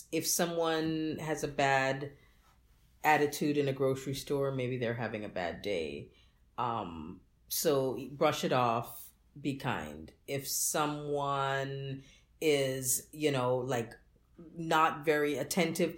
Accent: Jamaica; moved away; I'm Jamaican

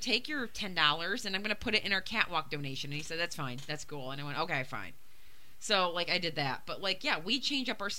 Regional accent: Grand Haven, Michigan, United States; my hometown

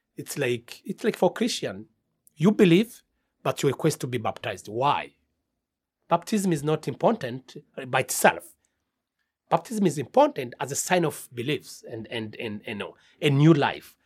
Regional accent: Rwanda; I'm from Rwanda and I'm the director of CARSA

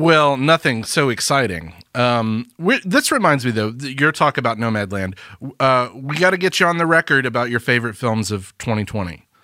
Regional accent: Alabama, United States; we're from Alabama

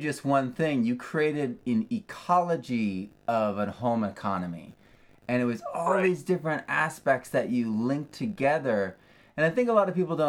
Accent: New England, United States; I'm from New England

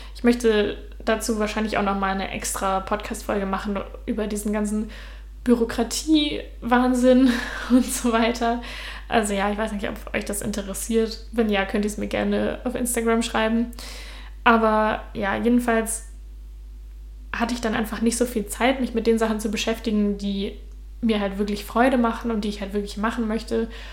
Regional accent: Germany; first language German; moved away as an adult; also born or lived in Utrecht, Netherlands; now in Denmark; ich bin jetzt aus Deutschland weggegangen, ich bin jetzt im Ausland

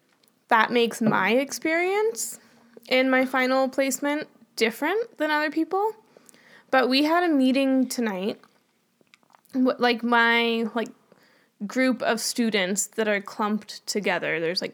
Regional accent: Canada; But we're Canadian.

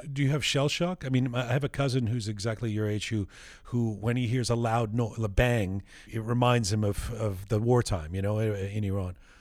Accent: London, United Kingdom; I was born in London

